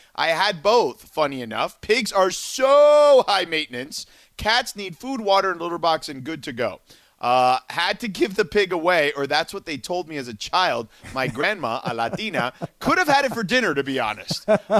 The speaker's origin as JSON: {"language": "English", "town": "Miami", "region": "Florida", "country": "United States", "tie": "born or raised there", "also_born_or_lived": "New York City", "moved": "yes", "lives_now": "Los Angeles, United States", "said": "I grew up in Miami."}